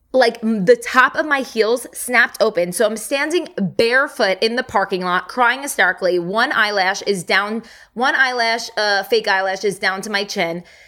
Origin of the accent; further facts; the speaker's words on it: New Jersey, United States; now in Dallas, United States; I'm from New Jersey